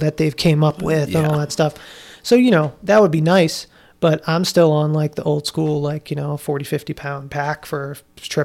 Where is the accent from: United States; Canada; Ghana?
United States; Massachusetts; now in Iowa, United States; I'm from Massachusetts